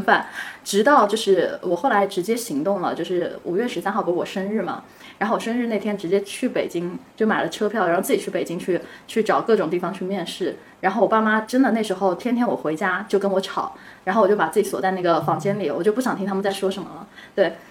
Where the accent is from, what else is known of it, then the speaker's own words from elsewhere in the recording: Hangzhou, Zhejiang, China; 我杭州人